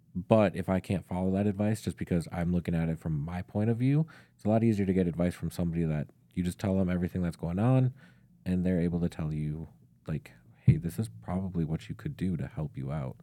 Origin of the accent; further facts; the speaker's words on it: St. Stephen, Minnesota, United States; I actually grew up just north of Saint Cloud, um, in a very small town called Saint Stephen